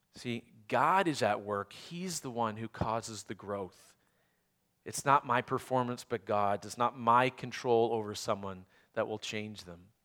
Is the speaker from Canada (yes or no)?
yes; Canada; moved away; I grew up in Canada